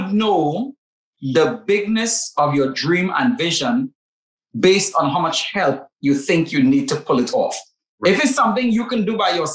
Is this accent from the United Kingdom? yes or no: no; Trinidad & Tobago; accent: Trinidadian; It's my rich Trinidadian accent.